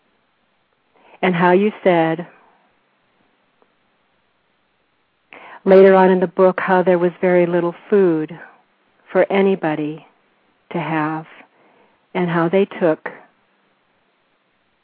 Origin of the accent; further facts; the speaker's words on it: San Fernando Valley, California, United States; now in Corrales, United States; I grew up there